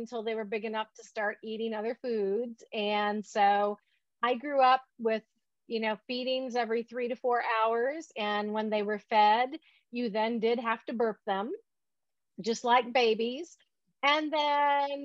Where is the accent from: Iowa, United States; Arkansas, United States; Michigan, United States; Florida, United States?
Michigan, United States; moved away; when I was growing up in Michigan